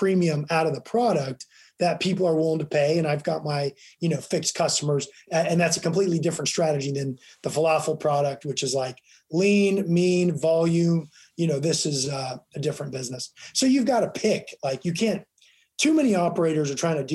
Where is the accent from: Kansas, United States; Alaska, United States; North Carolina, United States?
Kansas, United States; Leavenworth; now in Washington, D.C., United States; I grew up in Kansas. I grew up in Leavenworth, which is about 25 miles from Lawrence.